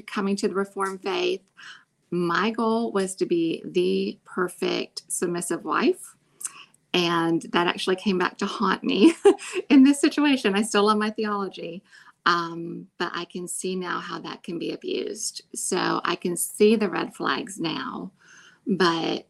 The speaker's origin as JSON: {"language": "English", "region": "Pennsylvania", "country": "United States", "also_born_or_lived": "Jackson, Mississippi", "moved": "as an adult", "said": "I came from Pennsylvania"}